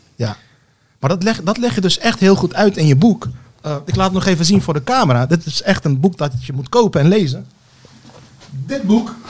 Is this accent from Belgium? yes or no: no; Rotterdam, South Holland, Netherlands; Ik ben ook opgegroeid in Rotterdam, in Rotterdam-Zuid